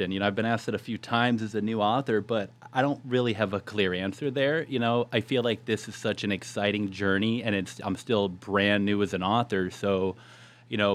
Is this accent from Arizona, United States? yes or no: yes; Yuma, Arizona, United States; So I moved back to my hometown, and the funny thing is, I had my heart set on renal dietetics.